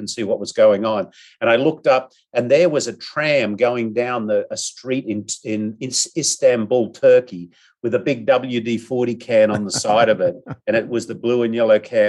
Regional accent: Australia; now in San Diego, United States; I'm an Aussie

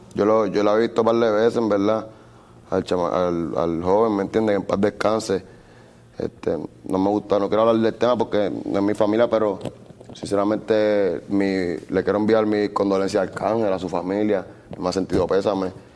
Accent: Puerto Rico; yo nací en Puerto Rico

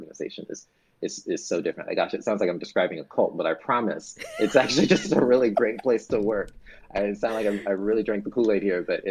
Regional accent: the South, United States; as a Southerner

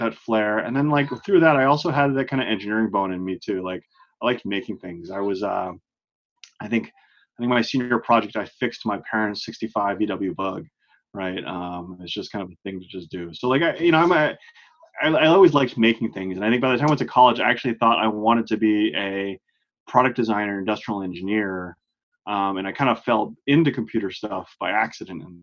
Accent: Oakland, California, United States; moved away as an adult; now in Boston, United States; I'm a Bay Area native in Northern California. I grew up in Oakland, right across the bay from San Francisco

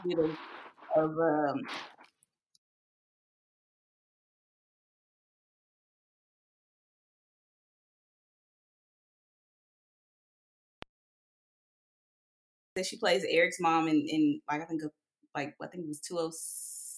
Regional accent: Dallas, Texas, United States; here in my hometown, Dallas, Texas

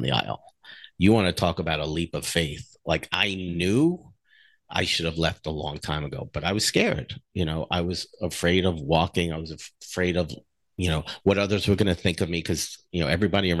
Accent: New Jersey, United States; I grew up in New Jersey

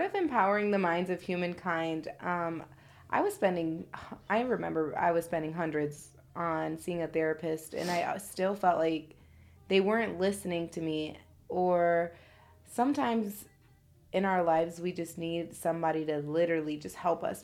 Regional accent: Chicago, Illinois, United States; moved away; also born or lived in Indiana; I'm from Chicago, and Um, growing up out there, I mean, I'm really from the hood out there.

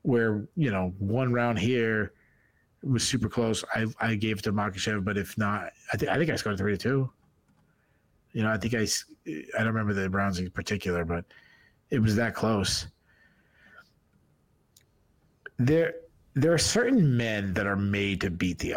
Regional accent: New England, United States; I'm from New England.

